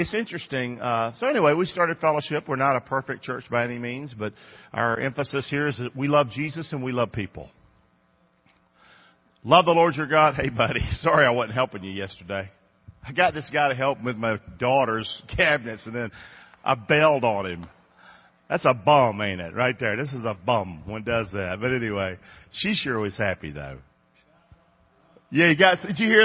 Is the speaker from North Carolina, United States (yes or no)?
yes; Rockingham, North Carolina, United States; moved away as an adult; now in Englewood, United States; I grew up in Rockingham, North Carolina. Came here when I was about 20 years old.